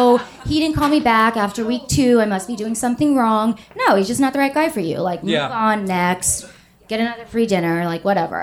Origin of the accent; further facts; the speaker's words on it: Atlanta, Georgia, United States; moved away as an adult; now in New York City, United States; I'm from Atlanta